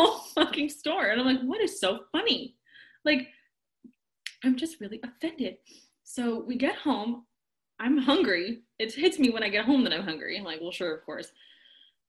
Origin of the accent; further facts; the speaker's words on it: Chicago, Illinois, United States; now in Florida, United States; I'm from Chicago